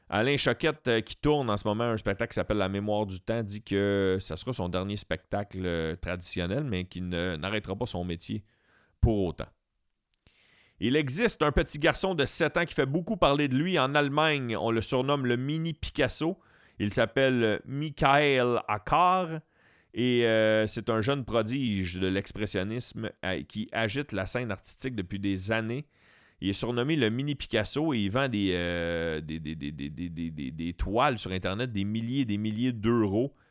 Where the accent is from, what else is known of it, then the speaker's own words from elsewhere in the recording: Beauharnois, Quebec, Canada; also born or lived in Saint-Hyacinthe; je suis natif de Beauharnois